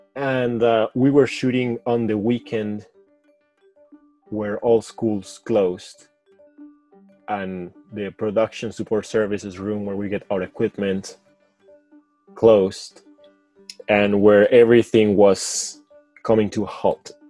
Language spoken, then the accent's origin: English; Caracas, Capital District, Venezuela; English is a second language; moved away as an adult; now in Michigan, United States; I was born in Caracas, Venezuela.